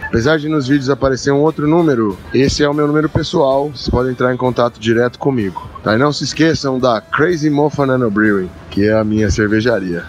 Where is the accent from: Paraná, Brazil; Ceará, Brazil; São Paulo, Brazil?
São Paulo, Brazil; Ribeirão Preto; sou de Ribeirão Preto